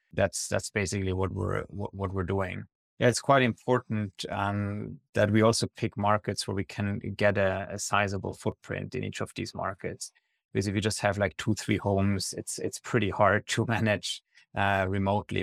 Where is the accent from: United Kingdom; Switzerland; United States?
Switzerland; I'm originally from Switzerland